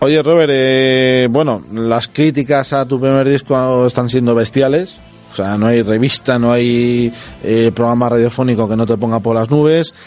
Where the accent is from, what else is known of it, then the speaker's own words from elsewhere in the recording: Castile, Spain; nosotros somos castellanos de pro